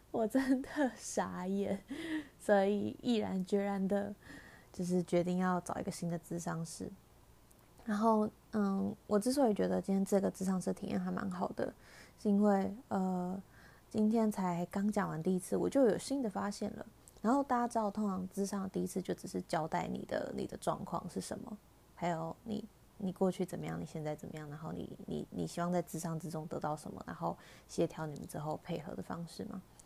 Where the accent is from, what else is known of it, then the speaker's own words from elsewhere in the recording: Taiwan; 身在台湾可以有，嗯，在疫情之下还可以有正常生活